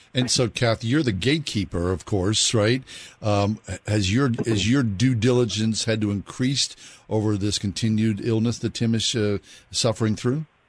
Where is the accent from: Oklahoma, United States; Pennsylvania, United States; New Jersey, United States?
Pennsylvania, United States; Swissvale; I grew up in Swissvale